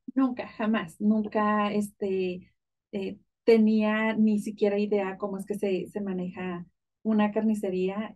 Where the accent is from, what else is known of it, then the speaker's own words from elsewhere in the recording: Ejido Constitución, Chihuahua, Mexico; now in United States; yo soy del estado de Chihuahua, de un pueblito muy, muy pequeño, de hecho no, no es pueblo, es un ejido, se llama eh, Ejido Constitución